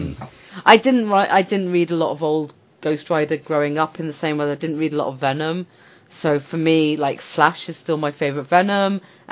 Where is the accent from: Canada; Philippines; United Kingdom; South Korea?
United Kingdom; I'm the Brit